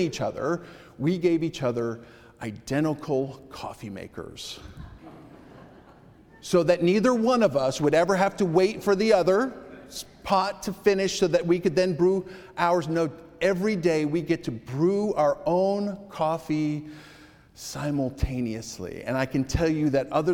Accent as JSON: {"language": "English", "region": "New England", "country": "United States", "tie": "born or raised there", "said": "I grew up in New England"}